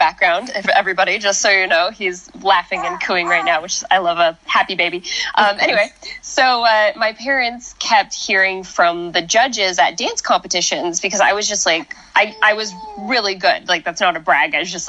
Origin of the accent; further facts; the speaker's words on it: Spokane, Washington, United States; moved away; also born or lived in Portland, Oregon / Coeur d'Alene, Idaho (family); I'm from Portland and lived in Spokane, Washington for most of my life